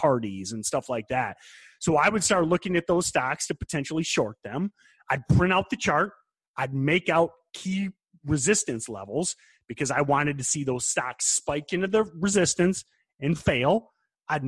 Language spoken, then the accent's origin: English; United States